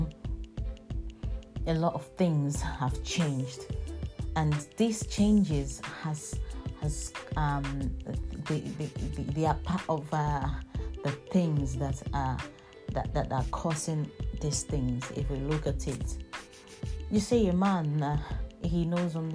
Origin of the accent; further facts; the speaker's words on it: Nigeria; now in United Kingdom; I remember being Nigerian, and then back in the days, and when I was in my country, there were very few white people in my country